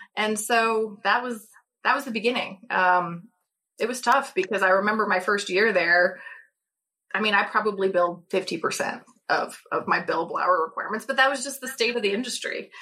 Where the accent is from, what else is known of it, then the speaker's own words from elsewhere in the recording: St. Louis, Missouri, United States; also born or lived in Kentucky; I'm originally from St. Louis